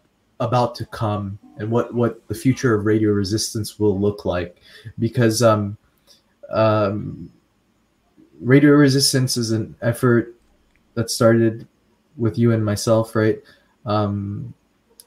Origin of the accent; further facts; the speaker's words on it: Afghanistan; moved away; we're from Afghanistan, but living abroad.